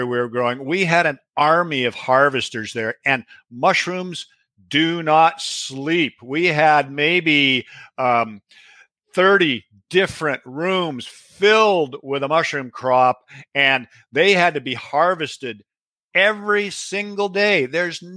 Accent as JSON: {"language": "English", "region": "Pacific Northwest", "country": "United States", "tie": "born or raised there", "said": "I was born and raised in the Pacific Northwest"}